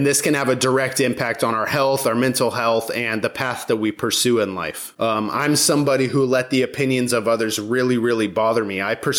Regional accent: Georgia, United States; And I call it my hometown, but I lived all over the world when I was growing up. But the place that I spent the most time in my teen years, I call my hometown. It's a town in Georgia.

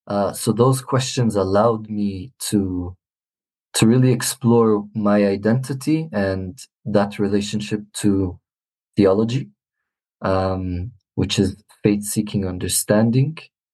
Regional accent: Jerusalem, Palestine; also born or lived in Israel; being born and raised in Jerusalem, I was a minority in terms of where I live, in the neighborhood in which I live in, which is a lot of predominantly Israeli, and being Christian.

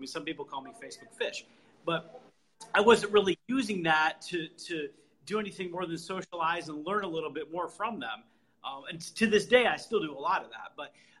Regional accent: Detroit, Michigan, United States; Metro Detroit, West Side. It's fairly safe. We don't lock our doors all the time, but yeah. Detroit is where we're from.

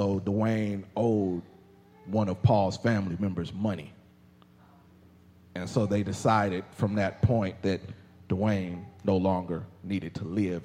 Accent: Indianapolis, Indiana, United States; growing up in Indianapolis, Indiana

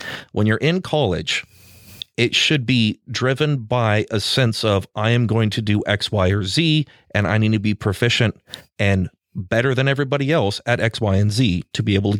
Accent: Alaska, United States; I'm from Alaska

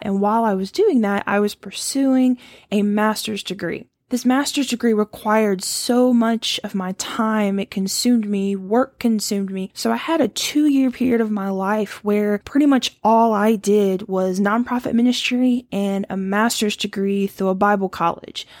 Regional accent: Louisiana, United States; moved away as an adult; also born or lived in Ohio; I grew up in Louisiana

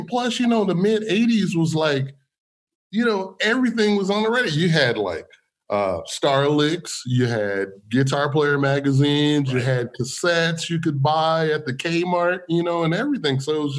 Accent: California, United States; I was born and raised in California. Grew up in church. You know, my father was a Pentecostal preacher. So I grew up in the Holiness Church

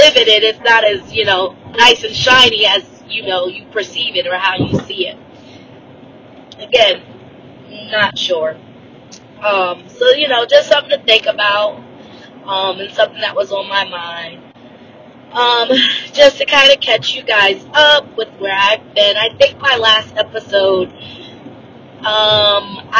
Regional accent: United States; I am Black American

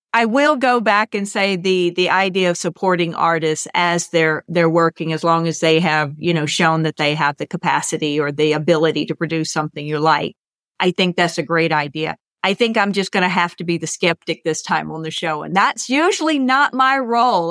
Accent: United States; I'm an American

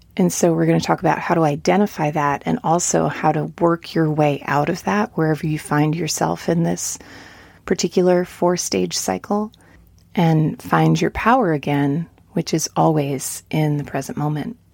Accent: near Woodstock, New York, United States; now in Asheville, United States; I grew up near Woodstock

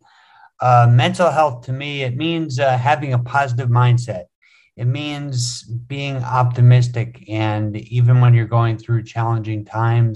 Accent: West Windsor, New Jersey, United States; moved away as an adult; now in Bangkok, Thailand; I'm originally from West Windsor, Princeton area, New Jersey. I was born and raised in New Jersey

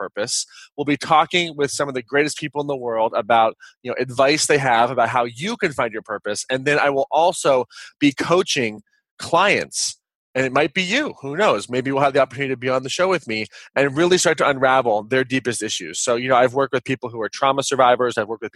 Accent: Kansas, United States; moved away as an adult; also born or lived in Los Angeles, California; I am a kid from Kansas, and I moved out to Los Angeles

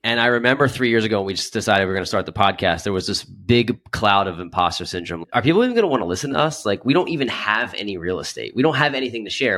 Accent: Philadelphia, Pennsylvania, United States; I'm from the Philadelphia

